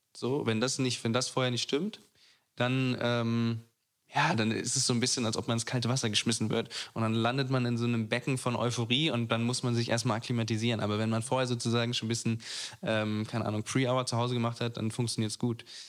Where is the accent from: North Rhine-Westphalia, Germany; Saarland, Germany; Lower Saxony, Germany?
Lower Saxony, Germany; Braunschweig; moved away as an adult; now in Berlin, Germany; ich bin aus Braunschweig weggezogen